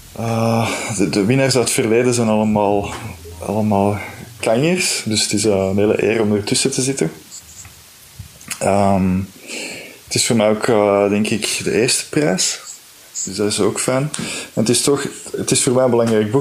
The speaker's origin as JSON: {"language": "Dutch", "region": "Flanders", "country": "Belgium", "said": "als Vlaming die dan ook eh, misschien met een Franstalige uitgever werkt"}